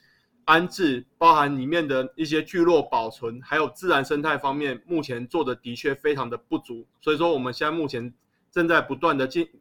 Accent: Taipei, Taiwan; 我是一位土生土长的社子岛人。然后我们家哦，在社子岛大概住了应该有数百年了，从乾隆时候就到现在，然后一路住到现在。然后我大概目前今年三十几岁了

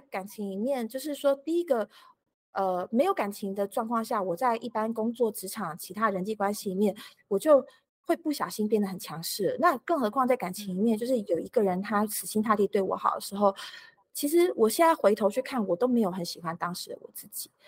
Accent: Taiwan; moved away as an adult; also born or lived in California, United States; 然后我也觉得就是小孩出生了再带回台湾给我爸妈看

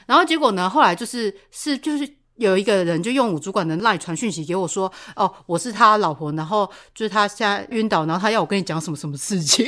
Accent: Taiwan; first language Taiwanese Hokkien; Chinese is a second language; 我身为一个台湾人

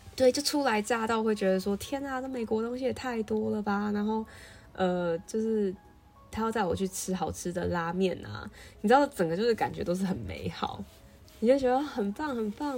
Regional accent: Taiwan; moved away as an adult; now in Chicago, United States; 他听到我的台湾来

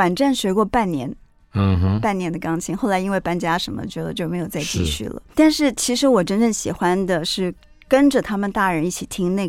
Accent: Gangshan, Kaohsiung, Taiwan; also born or lived in Chiayi; 嘉义真的太小了，已经没有什么记忆。我只知道说自己是在那边出生的啊。嗯，然后到了冈山以后，其实真的是我。对我而言是蛮特别的一段童年经历啊，

